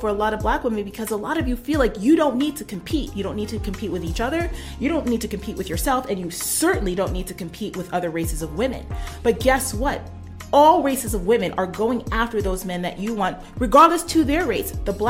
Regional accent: New York City, New York, United States; now in Los Angeles, United States; I live in Los Angeles, California. Beverly Hills is my stomping ground, and I'm from New York City

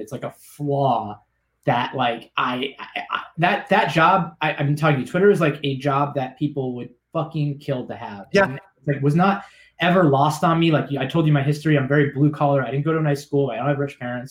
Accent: South Florida, United States; also born or lived in Gloucester, Massachusetts; I grew up in South Florida

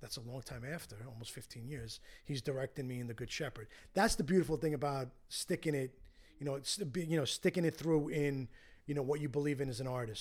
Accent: New York City, New York, United States; also born or lived in Astoria, Queens; I went to a Catholic grammar school growing up in Queens

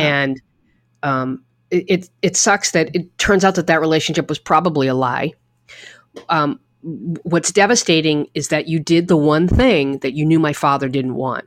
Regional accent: New England, United States; now in New York, United States; I'm from New England where it was snowstorm, snowstorm.

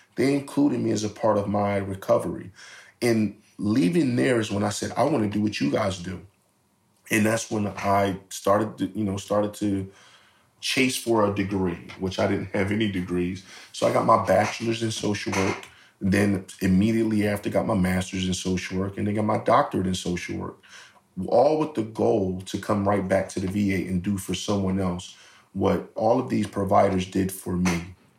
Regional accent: Philadelphia, Pennsylvania, United States; I'm from North Philadelphia.

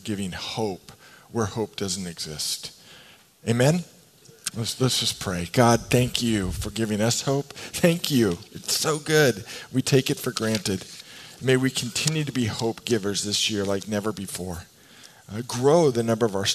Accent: West Coast, United States; I grew up here in the West Coast

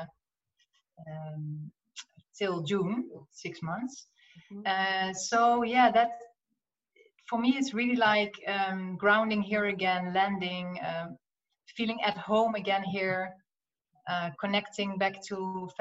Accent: Netherlands; I'm from the Netherlands.

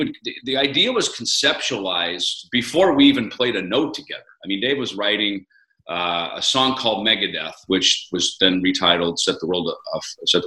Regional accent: Minnesota, United States; moved away; also born or lived in Los Angeles; where I grew up in Minnesota

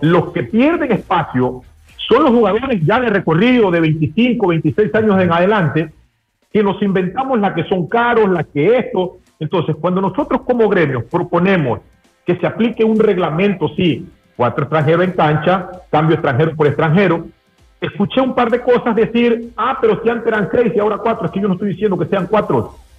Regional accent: Ecuador; como ecuatorianos

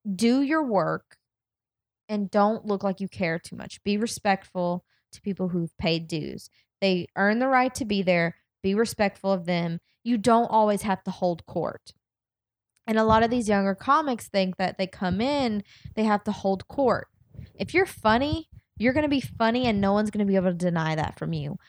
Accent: the South, United States; I'm from the South

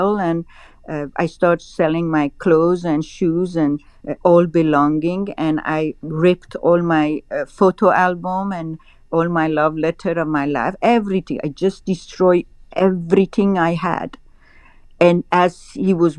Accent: Tehran, Tehran Province, Iran; moved away; also born or lived in Rishikesh; I was raised in Tehran

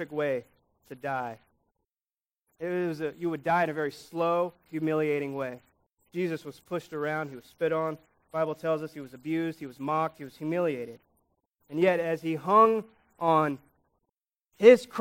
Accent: United States; We're American citizens.

